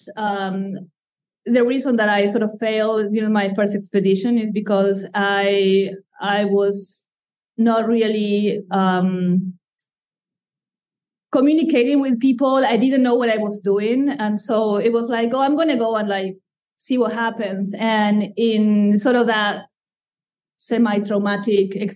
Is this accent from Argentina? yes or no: yes; Argentina; English is a second language; moved away as an adult; now in Durham, United States; I come from Argentina, and I have been in the U.S. for more than 20 years, yet the accent has stayed with me.